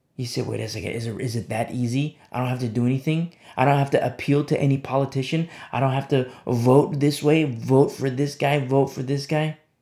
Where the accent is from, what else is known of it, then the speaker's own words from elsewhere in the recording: United States; I'm speaking as an American citizen.